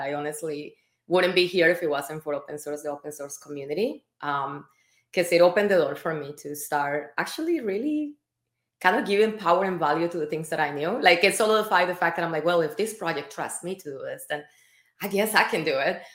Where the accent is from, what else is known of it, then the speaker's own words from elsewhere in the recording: Colombia; moved away; I am Latin American. I'm from Colombia